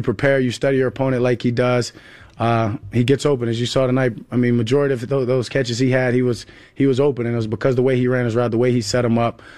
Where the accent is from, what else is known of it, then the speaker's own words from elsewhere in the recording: Louisiana, United States; now in Dallas, United States; my home state